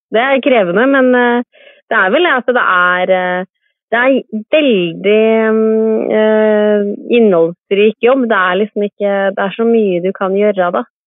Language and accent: Norwegian; Kodal, Vestfold, Norway; also born or lived in Sandefjord; now in Trondheim, Norway; Jeg er født og oppvokst på en gård i Vestfold